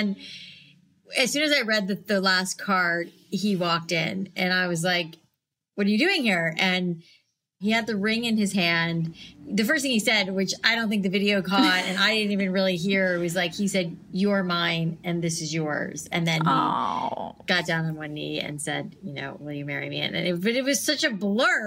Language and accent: English; Boca Raton, Florida, United States; moved away as an adult; also born or lived in New York City; I grew up in South Florida in Boca Raton